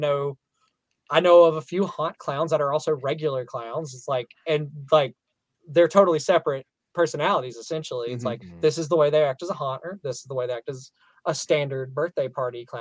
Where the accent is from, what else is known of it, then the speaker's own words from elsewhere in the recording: the South, Southern United States, United States; accent: southern; my southern accent